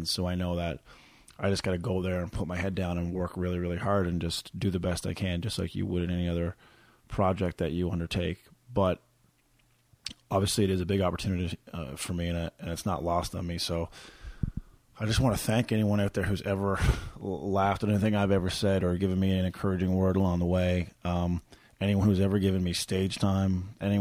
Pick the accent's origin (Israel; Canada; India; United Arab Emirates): Canada; Corner Brook, Newfoundland and Labrador; now in Calgary, Canada; I was in my hometown of Corner Brook